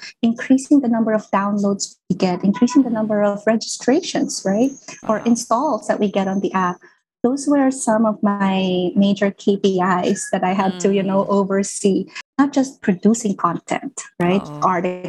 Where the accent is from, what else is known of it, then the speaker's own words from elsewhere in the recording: Philippines; as a Filipino mom